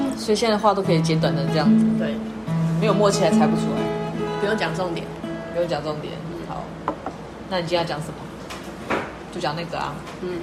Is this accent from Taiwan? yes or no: yes; Taiwan; 身为台湾人的我